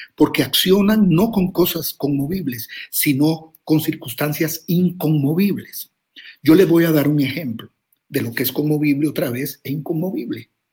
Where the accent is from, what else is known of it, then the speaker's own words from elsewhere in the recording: Costa Rica; soy de Costa Rica